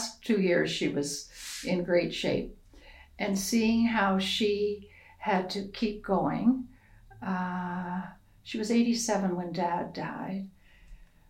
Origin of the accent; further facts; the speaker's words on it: Prince Edward Island, Canada; now in Alberta, Canada; where I grew up in Prince Edward Island